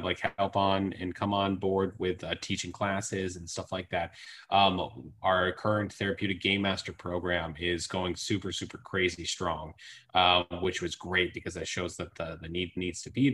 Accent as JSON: {"language": "English", "region": "Massachusetts", "country": "United States", "tie": "born or raised there", "said": "I grew up in Massachusetts"}